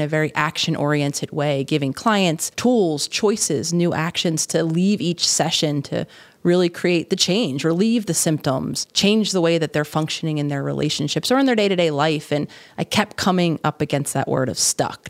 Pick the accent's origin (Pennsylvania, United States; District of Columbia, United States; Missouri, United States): Pennsylvania, United States; Philadelphia; living in Philadelphia, the city of my hometown